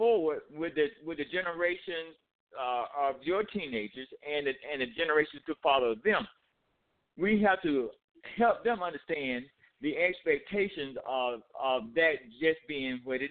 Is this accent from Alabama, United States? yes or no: no; Atlanta, Georgia, United States; moved away as an adult; now in Albany, United States; I am from Atlanta. I lived in Atlanta for 35 years, and I now live in Albany, Georgia.